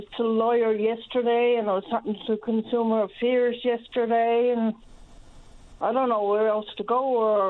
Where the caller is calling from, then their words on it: Riverhead, Newfoundland and Labrador, Canada; I'm calling from Riverhead St. Mary's.